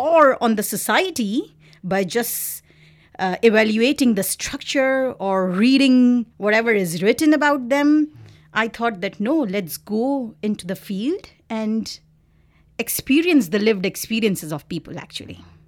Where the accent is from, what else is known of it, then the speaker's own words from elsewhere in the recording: Pakistan; moved away as an adult; also born or lived in Karachi, Pakistan / London, United Kingdom; now in Victoria, Canada; I am originally from Pakistan